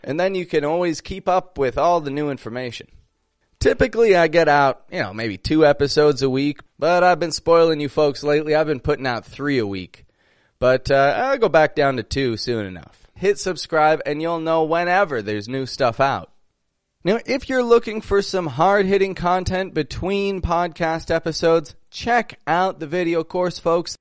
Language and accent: English; Toronto, Ontario, Canada; I'm from Toronto, Canada